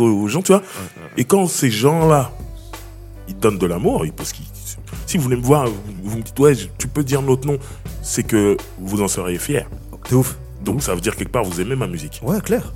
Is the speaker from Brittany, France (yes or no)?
no; Sarcelles, Île-de-France, France; je suis né dans cette ville, je suis né à Sarcelles.